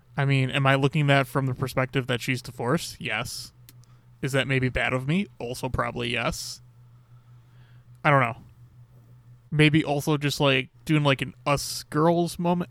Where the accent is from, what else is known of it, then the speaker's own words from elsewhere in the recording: Chicago, Illinois, United States; I'm from Chicago